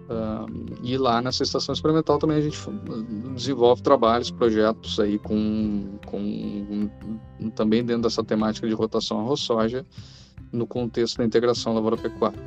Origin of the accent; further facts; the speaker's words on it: Cachoeirinha, Rio Grande do Sul, Brazil; sou natural de Cachoeirinha, Rio Grande do Sul